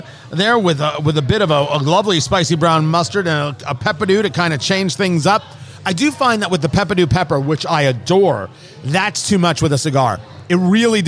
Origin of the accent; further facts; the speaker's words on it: New Jersey, United States; I grew up in Jersey